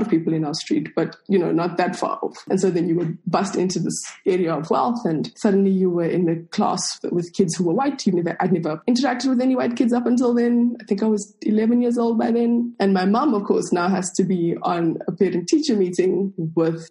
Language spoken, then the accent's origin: English; Johannesburg, Gauteng, South Africa; accent: colored Afrikaans accent; first language Afrikaans; English is a second language; I am South African. I was born in Johannesburg. I grew up in, I think we moved here from the age of 5. So Soweto is South Africa's largest township